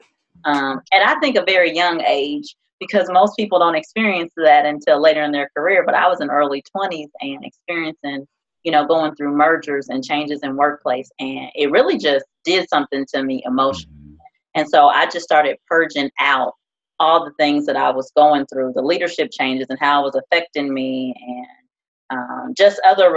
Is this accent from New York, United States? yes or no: no; Decatur, Illinois, United States; born and raised in Central Illinois, Decatur, Illinois, to be exact.